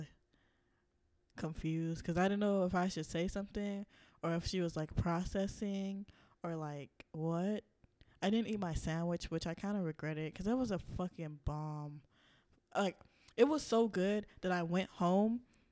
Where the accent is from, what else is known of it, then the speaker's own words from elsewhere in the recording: the South, United States; I am from the South